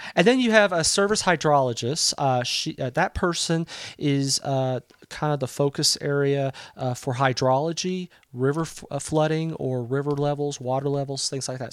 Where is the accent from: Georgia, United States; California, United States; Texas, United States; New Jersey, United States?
Texas, United States; Southeast; moved away as an adult; I was born in Southeast Texas